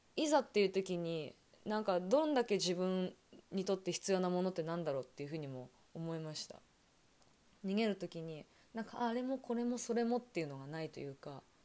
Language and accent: Japanese; Toyama, Japan; 私があの生まれ育った富山県は割と地震とか災害が少なく